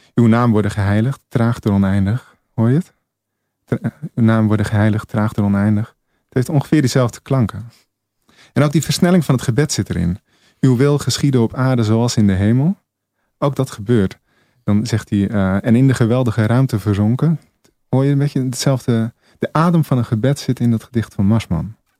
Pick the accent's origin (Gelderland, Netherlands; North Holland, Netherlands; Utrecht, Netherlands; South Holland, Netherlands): North Holland, Netherlands; Egmond aan Zee; Ik kom uit Egmond aan Zee. Ik de hemelsbreed nog geen 50 meter bij de zee vandaan, vlak bij de vuurtoren.